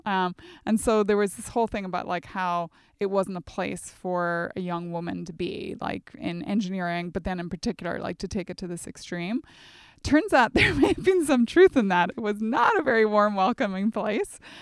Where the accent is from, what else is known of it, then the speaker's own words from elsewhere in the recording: near Strabane, Northern Ireland, United Kingdom; moved away as an adult; also born or lived in Oxford; growing up in Northern Ireland on the border. So think the Northwest. Derry would have been our closest big city, and then Strabane, the closest town